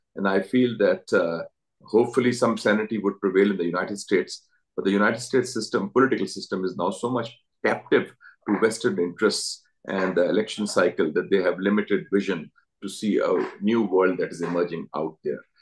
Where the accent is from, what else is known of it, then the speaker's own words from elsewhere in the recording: Pakistan; as a Pakistani